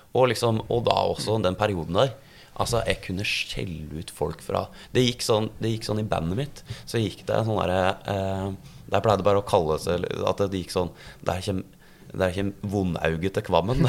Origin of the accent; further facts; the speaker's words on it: Gjøvik, Innlandet, Norway; moved away; also born or lived in Oslo; når jeg er ned fra Gjøvik